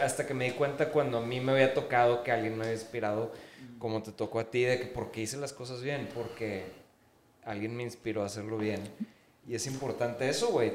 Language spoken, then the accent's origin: Spanish; Mexico; como mexicanos somos, o sea, no me quiero poner tan denso, pero somos una raza conquistada